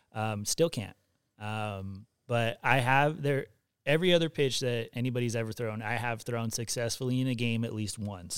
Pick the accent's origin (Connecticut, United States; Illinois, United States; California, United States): California, United States; Riverside; also born or lived in Hawaii; I grew up in Riverside.